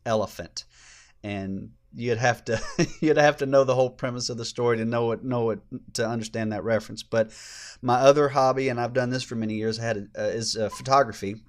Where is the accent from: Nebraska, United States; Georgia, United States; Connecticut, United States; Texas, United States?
Georgia, United States; I grew up here in Georgia